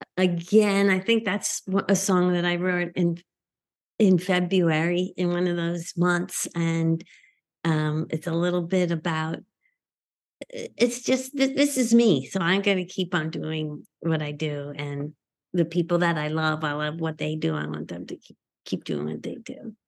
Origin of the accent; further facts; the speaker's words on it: Northeast, United States; growing up in the Northeast